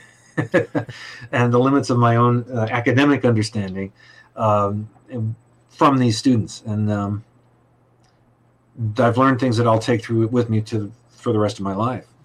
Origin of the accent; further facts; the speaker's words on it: Los Angeles, California, United States; moved away; also born or lived in New York; I'm from Los Angeles